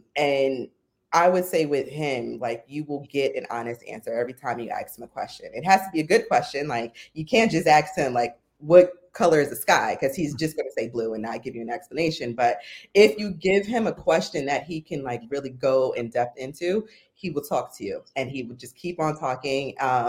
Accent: New York, United States; So I'm from New York, but I went to school at Temple University.

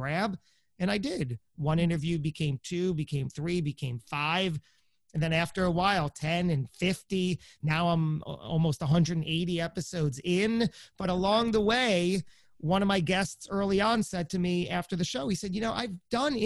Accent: New Jersey, United States; I'm some guy from Jersey

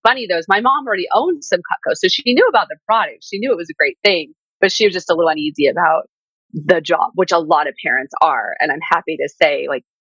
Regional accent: Southern California, United States; growing up in Southern California

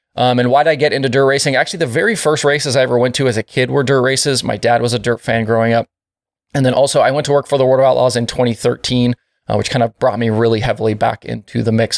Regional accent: Oregon, United States; moved away as an adult; also born or lived in Florida; now in North Carolina, United States; I live in North Carolina currently. I am from Oregon

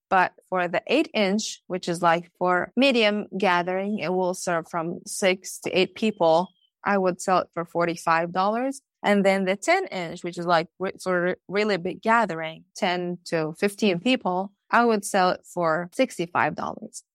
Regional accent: Palestine; moved away as an adult; now in Norwood, United States; I moved here to America, as I told you, as a growing up in Palestine

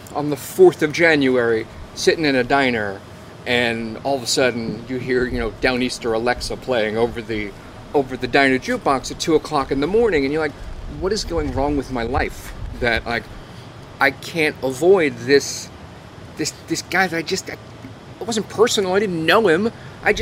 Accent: Long Island, New York, United States; moved away; I grew up on Long Island

